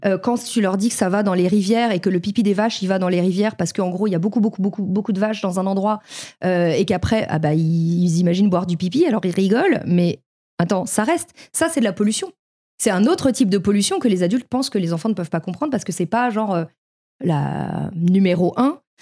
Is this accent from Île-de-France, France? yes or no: yes; Paris, Île-de-France, France; moved away; j'ai vécu à Paris, j'ai grandi à Paris